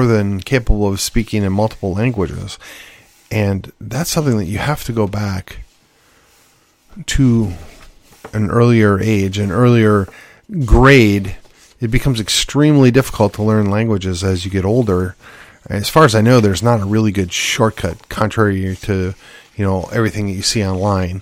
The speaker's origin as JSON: {"language": "English", "country": "United States", "said": "as an American, as a Yankee gringo"}